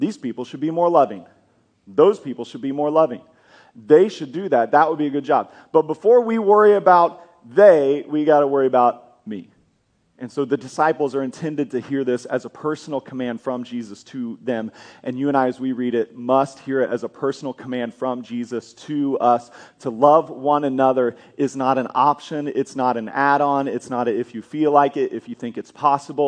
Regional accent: Kansas, United States; moved away as an adult; now in Oklahoma, United States; I grew up in Kansas

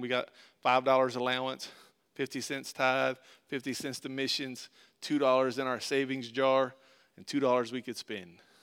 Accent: Tampa, Florida, United States; we grew up in Tampa, Florida

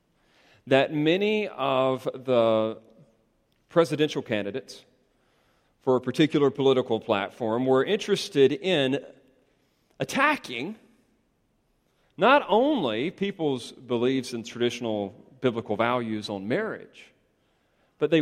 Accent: United States; Our stress levels will rise as Americans

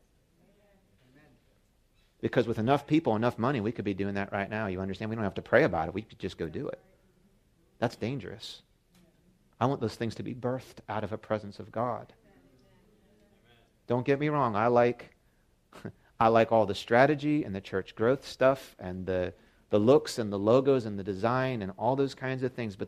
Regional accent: Baltimore, Maryland, United States; here from Baltimore

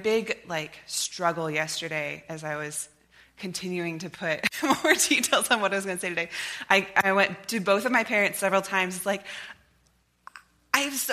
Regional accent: Lewiston, United States; moved away as an adult; also born or lived in Nampa, Idaho; My family moved here when I was in first grade, and I was a part of this church, was raised by this church

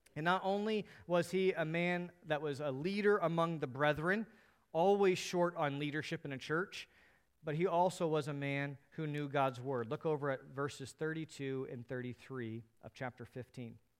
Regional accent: United States; As American Christians

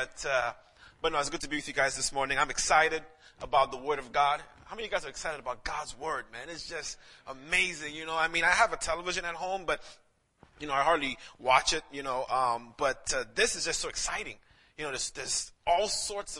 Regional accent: St. Lucia; moved away; I'm actually from St. Lucia, the Caribbean

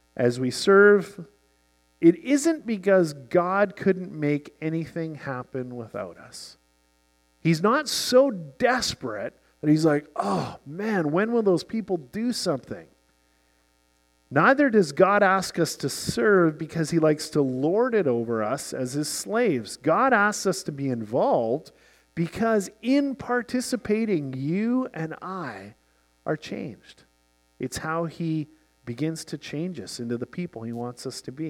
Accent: Canada; you and I sitting here as Canadian Christians, half a world away

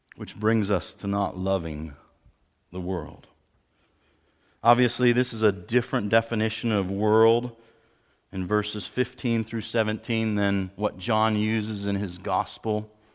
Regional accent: Pennsylvania, United States; moved away; I'm from Pennsylvania originally

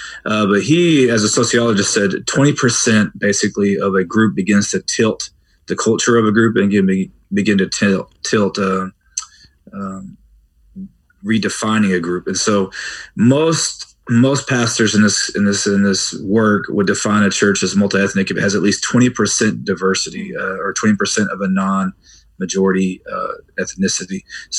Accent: Texas, United States; moved away as an adult; also born or lived in Chicago, Illinois; now in Keller, United States; before that, I grew up in Texas, Texas-born pastor's kid

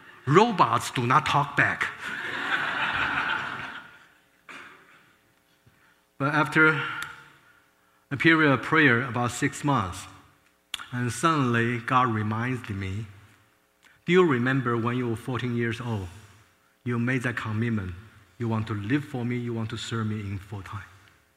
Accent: Taiwan; moved away as an adult; now in United States; I was born in Taiwan. Both my father and mother, my parents fled communist China to Taiwan. And so I was born in Taiwan

